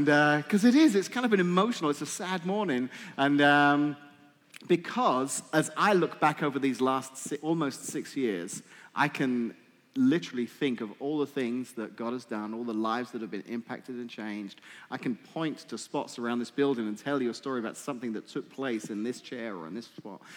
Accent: England, United Kingdom; moved away; I'm English

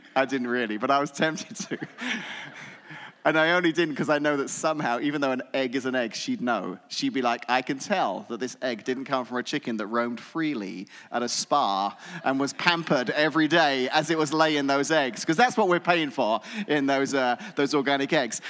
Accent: England, United Kingdom; moved away as an adult; now in United States; having spent my entire childhood and young adult life growing up in England

